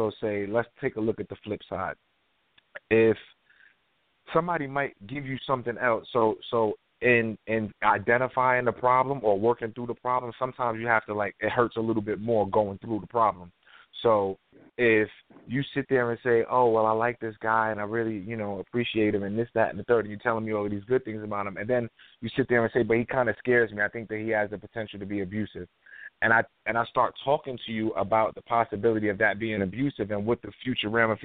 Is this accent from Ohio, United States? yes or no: no; New York, United States; I'm from New York